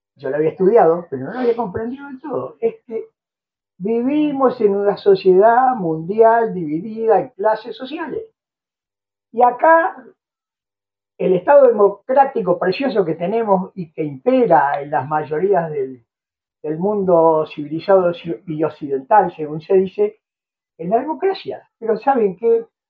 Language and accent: Spanish; Uruguay; los uruguayos, siendo un país chiquito como este, nos teníamos que ir de este país